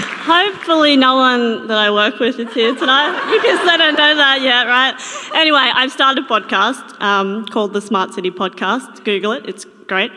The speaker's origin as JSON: {"language": "English", "town": "Toowoomba", "region": "Queensland", "country": "Australia", "said": "I'm from Toowoomba"}